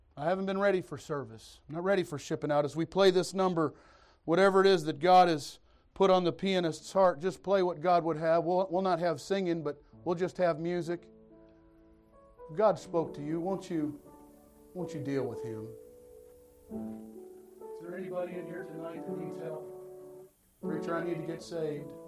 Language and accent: English; Detroit, Michigan, United States; moved away; also born or lived in Missouri; I'm from Detroit. I was a city boy